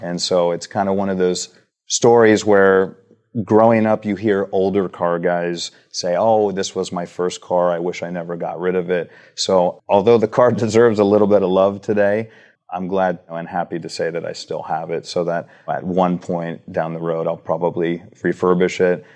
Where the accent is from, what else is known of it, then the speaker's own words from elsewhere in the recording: Huntington Beach, California, United States; We grew up in Huntington Beach